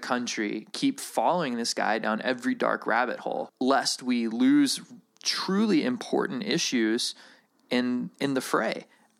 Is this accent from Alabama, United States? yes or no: yes; Alabama, United States; Oh, I'm from Alabama, though. I come by it earnestly.